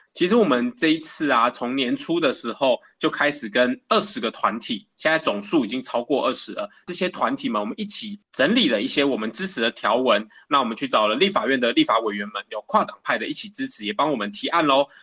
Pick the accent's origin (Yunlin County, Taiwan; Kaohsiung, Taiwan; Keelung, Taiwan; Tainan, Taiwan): Keelung, Taiwan; 我是在基隆出生的，那我的爸爸其实是大商船的轮机长